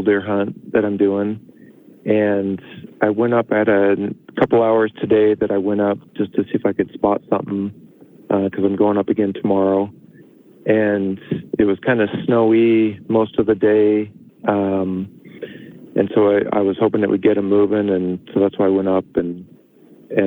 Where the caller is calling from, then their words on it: Idaho, United States; I'm calling from Idaho